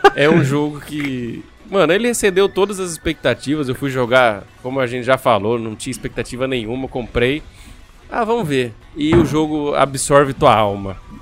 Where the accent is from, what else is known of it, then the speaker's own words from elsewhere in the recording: Brazil; nós somos brasileiros